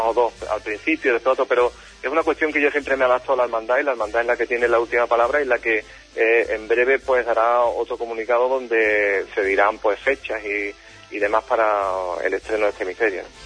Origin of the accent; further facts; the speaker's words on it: Huelva, Andalusia, Spain; mi tierra